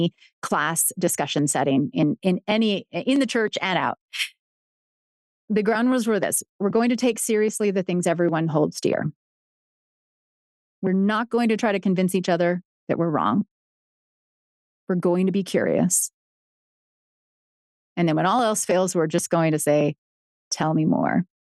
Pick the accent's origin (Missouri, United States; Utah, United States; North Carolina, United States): Utah, United States; Provo; I was raised in Provo, Utah, right? In the 80s and 90s